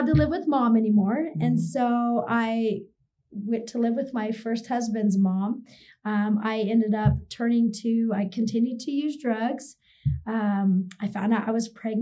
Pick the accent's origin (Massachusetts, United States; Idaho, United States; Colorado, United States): Idaho, United States; now in Utah, United States; I'm from Idaho